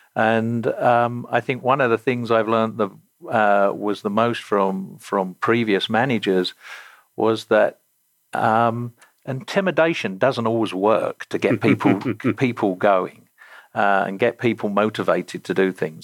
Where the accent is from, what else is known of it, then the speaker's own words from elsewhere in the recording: Romford, London, United Kingdom; moved away; I grew up in the Greater London suburbs in an area uh, or a county called Essex, and the town I grew up in uh, was Romford in Essex